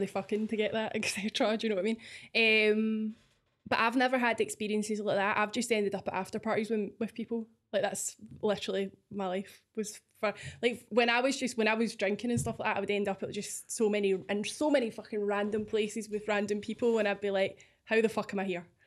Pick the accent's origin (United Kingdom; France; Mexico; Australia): United Kingdom; Scotland